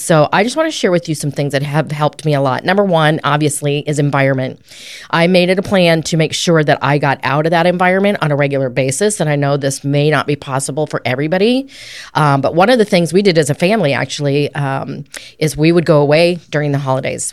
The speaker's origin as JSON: {"language": "English", "region": "Colorado", "country": "United States", "tie": "born or raised there", "also_born_or_lived": "Arizona", "moved": "yes", "lives_now": "Oklahoma, United States", "said": "I grew up in Colorado."}